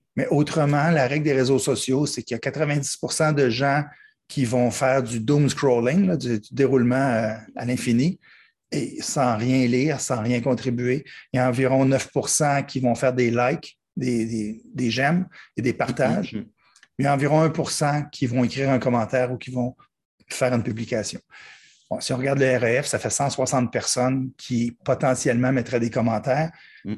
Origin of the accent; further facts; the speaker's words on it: Quebec, Canada; je suis québécois et puis les gens pensent qu'on parle le même langage, mais non, pas du tout